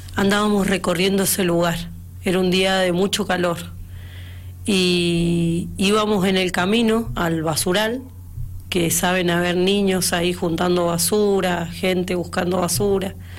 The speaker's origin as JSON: {"language": "Spanish", "country": "Argentina", "said": "yo como argentina que soy"}